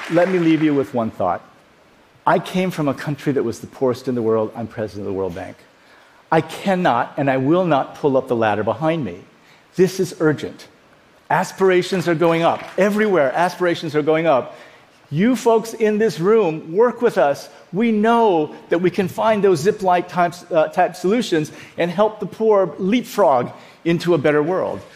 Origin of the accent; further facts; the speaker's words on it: Iowa, United States; also born or lived in South Korea / Dallas; We grew up in Iowa